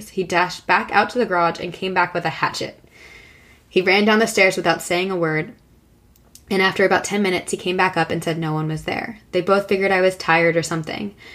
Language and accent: English; New Rochelle, New York, United States; I grew up on Brookside Place, which is located in a blue collar neighborhood in New Rochelle, New York. It's a small city that sits on the Long Island Sound and touches the North Bronx.